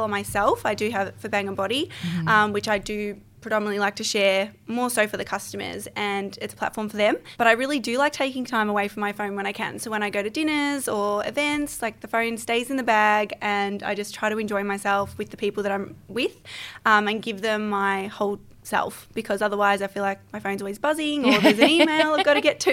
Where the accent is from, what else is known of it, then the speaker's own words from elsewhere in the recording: Melbourne, Victoria, Australia; born and raised in Melbourne.